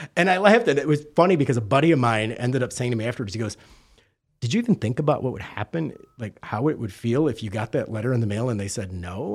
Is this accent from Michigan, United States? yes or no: yes; Detroit, Michigan, United States; now in Fort Lauderdale, United States; I'm actually originally from Detroit, albeit I hail from Fort Lauderdale now